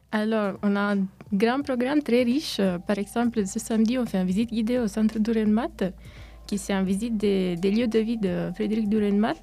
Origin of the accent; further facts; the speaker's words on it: Italy; French is a second language; moved away as an adult; also born or lived in Romania (ancestry); now in Neuchâtel, Switzerland; Je suis à l'origine roumaine, mais je suis née en Italie et j'ai vécu toute ma vie en Italie